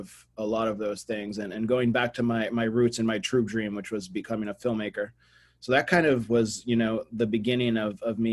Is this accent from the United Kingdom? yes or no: no; Brazil; also born or lived in Boston, United States; I was born in Boston, but at 8, I moved to Brazil. And so in America, I was always, I'm the Brazilian, and in Brazil, I'm the American